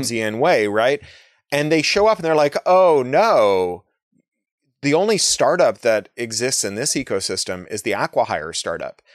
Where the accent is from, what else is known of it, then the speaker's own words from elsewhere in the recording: Toronto, Ontario, Canada; I grew up in Toronto